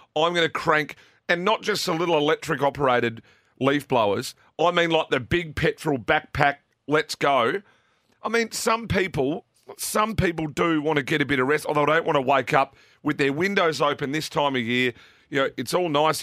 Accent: South Australia, Australia; We're South Australian.

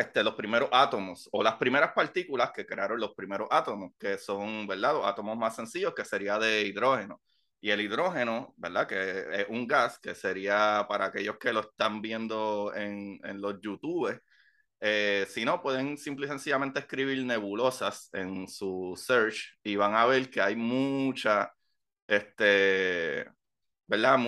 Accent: Puerto Rico; moved away; para nosotros los boricuas

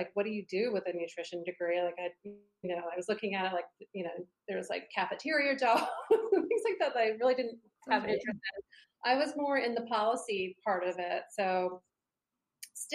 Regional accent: East Coast, United States; I grew up on the East Coast

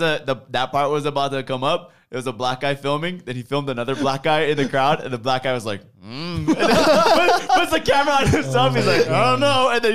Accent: Hawaii, United States; I'm from Hawaii as well

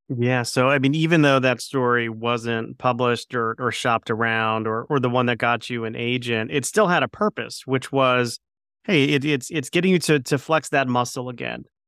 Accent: Plantation, Florida, United States; I grew up in Plantation, Florida

